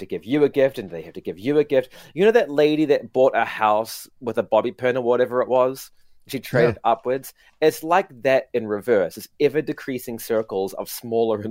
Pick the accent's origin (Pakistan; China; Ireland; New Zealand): New Zealand; now in Japan; I'm from New Zealand